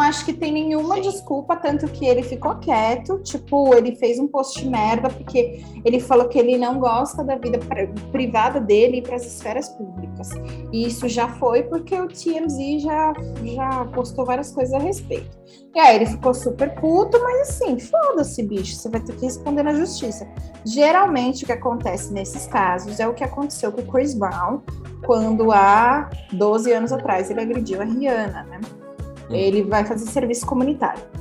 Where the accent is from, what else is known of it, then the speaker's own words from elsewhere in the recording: Brazil; a gente, como brasileiro